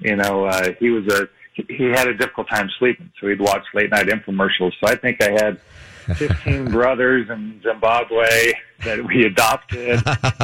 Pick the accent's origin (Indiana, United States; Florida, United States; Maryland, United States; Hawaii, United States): Hawaii, United States; moved away; also born or lived in Las Vegas; I grew up in Hawaii, too